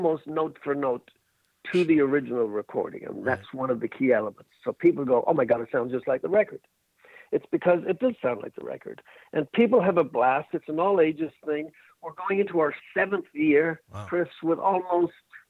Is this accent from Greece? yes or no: no; Ireland; I'm Irish